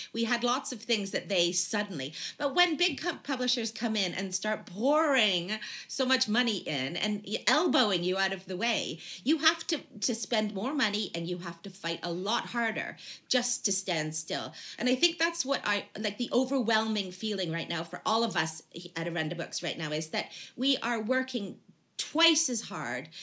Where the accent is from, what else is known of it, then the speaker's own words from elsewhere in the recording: Canada; now in United Kingdom; I'm from Canada originally